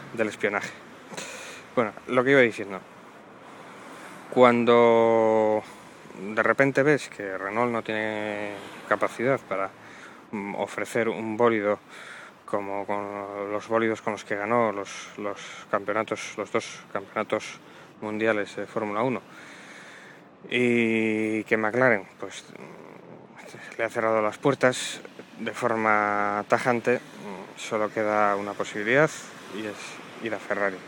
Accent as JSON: {"language": "Spanish", "region": "Asturias", "country": "Spain", "also_born_or_lived": "Avilés", "said": "soy asturiano. Yo vivo en Avilés, a pocos kilómetros de Oviedo."}